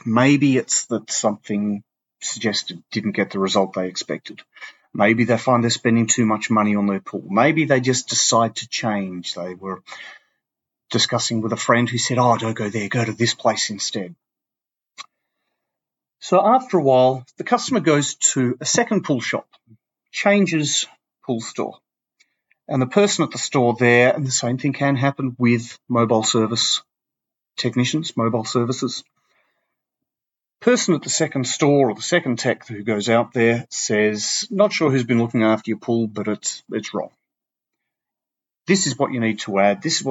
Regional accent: Perth, Western Australia, Australia; my hometown, Perth, 75% of my state's population live in Perth.

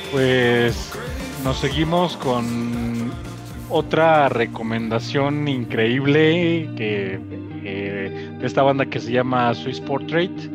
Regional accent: Mexico; acá en nuestro país, en México

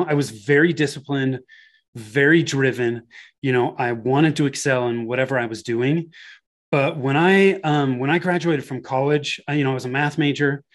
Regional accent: Bay Area, Northern California, United States; moved away as an adult; now in Denver, United States; I was born and raised in Northern California in the Bay Area.

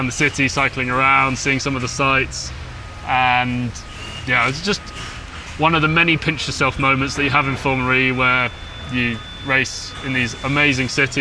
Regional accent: London, United Kingdom; I grew up in Clapham

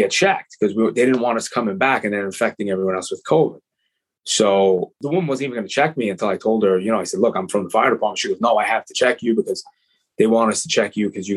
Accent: Long Island, New York, United States; also born or lived in Bronx; I'm a Long Island kid.

